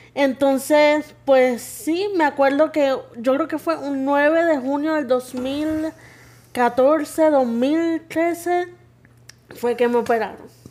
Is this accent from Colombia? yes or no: no; Las Piedras, Puerto Rico; Fui criada en mi pueblito de Las Piedras.